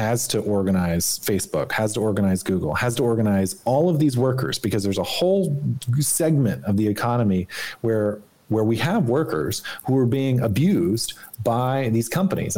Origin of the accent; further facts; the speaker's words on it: Arkansas, United States; moved away; when I grew up in Arkansas